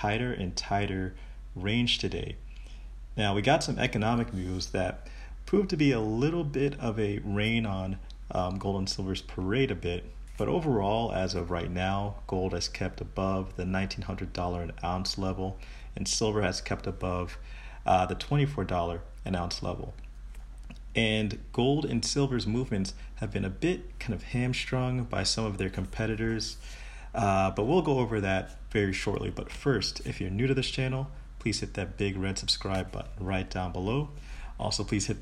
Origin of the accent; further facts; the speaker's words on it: United States; I'm an American